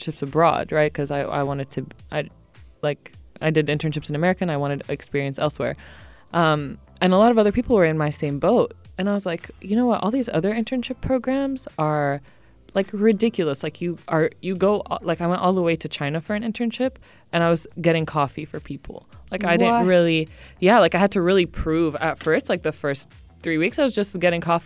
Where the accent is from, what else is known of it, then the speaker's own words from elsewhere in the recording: Sharjah, United Arab Emirates; also born or lived in France / Malibu, California / Tunisia; I grew up here in Sharjah.